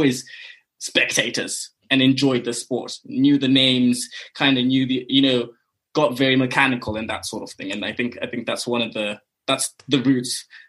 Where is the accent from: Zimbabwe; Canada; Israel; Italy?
Zimbabwe; moved away; growing up in Zim, for us, we didn't have a lot of on-track motorsport.